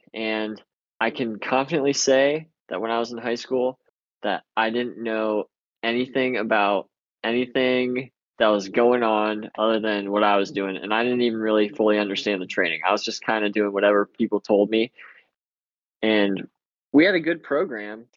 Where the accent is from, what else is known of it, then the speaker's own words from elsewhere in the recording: Medina, Ohio, United States; I came from Medina High School